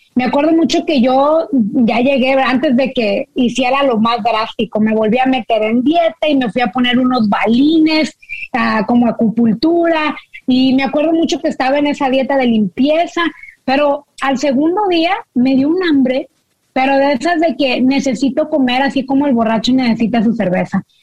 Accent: Monterrey, Nuevo León, Mexico; now in United States; yo crecí en Monterrey

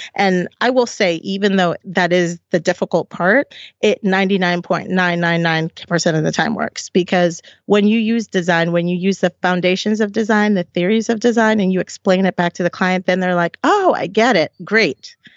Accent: Silver Spring, Maryland, United States; also born or lived in Puerto Rico; we came when I was two, and we moved to Silver Spring

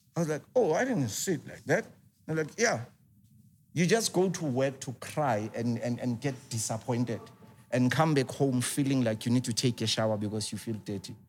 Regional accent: Soweto, Gauteng, South Africa; I grew up in Soweto.

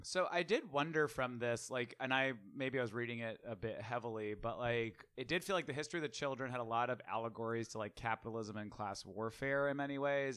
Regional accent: New York, United States; I'm from New York

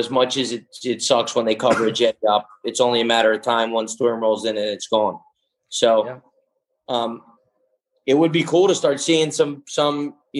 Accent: Greece; moved away; when I grew up in Greece, every summer we were spear fishing

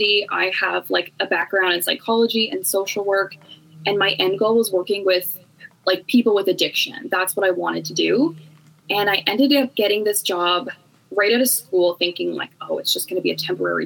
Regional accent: Canada; I am from Canada

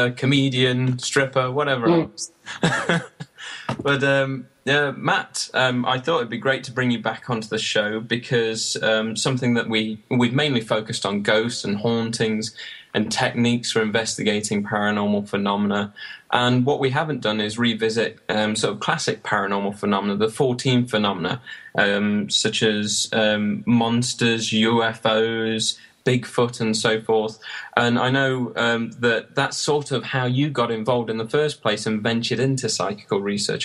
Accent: Sutton-in-Ashfield, East Midlands, United Kingdom; the library where I grew up in Sutton in Ashfield

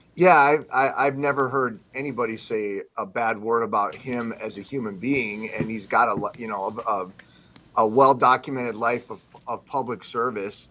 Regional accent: South Dakota, United States; moved away; I grew up primarily in South Dakota

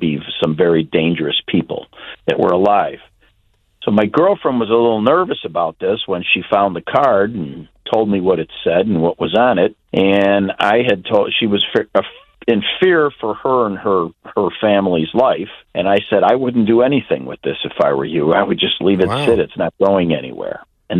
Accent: Chicago, Illinois, United States; growing up in Chicago area, the mafia was very prevalent back when I grew up in the 60s and 70s

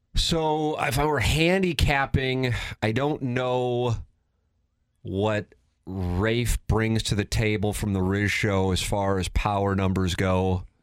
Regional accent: St. Louis, Missouri, United States; I grew up in South City

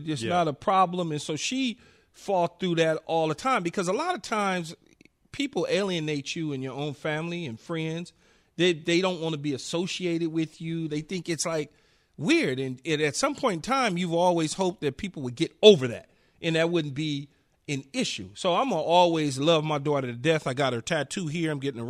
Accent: Los Angeles, California, United States; And so, you know, as growing up in South Central LA, being around or seeing gay people was different.

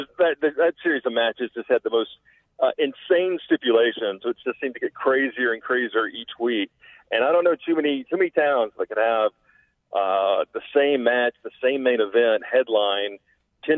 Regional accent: Memphis, Tennessee, United States; I grew up in Memphis

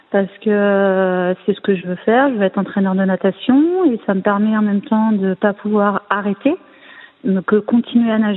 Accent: Tours, Centre-Val de Loire, France; born there; Alors, je suis née à Tours, hein, dans cette belle ville.

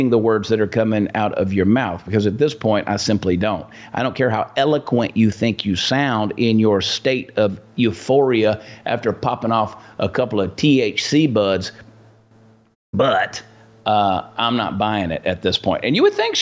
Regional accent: United States; American people

